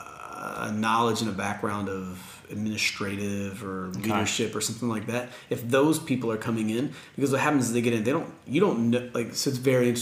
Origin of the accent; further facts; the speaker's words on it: United States; I'm an American